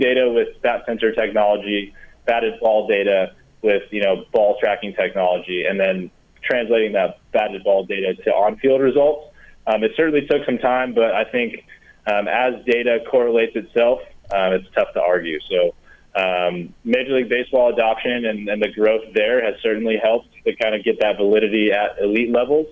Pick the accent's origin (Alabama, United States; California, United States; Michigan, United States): Michigan, United States; moved away; I grew up in Michigan